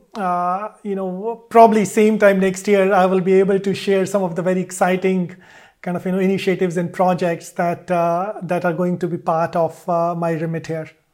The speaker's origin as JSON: {"language": "English", "region": "Delhi", "country": "India", "tie": "born or raised there", "also_born_or_lived": "Varanasi, India / Pune, India / Melbourne, Australia / United Kingdom", "moved": "as an adult", "said": "I grew up in Delhi"}